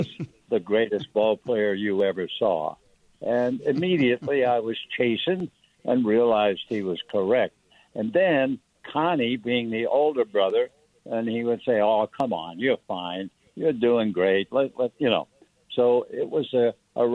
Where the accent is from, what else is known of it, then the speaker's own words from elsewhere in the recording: New York, United States; being a New Yorker kid raised in ice skating in the winter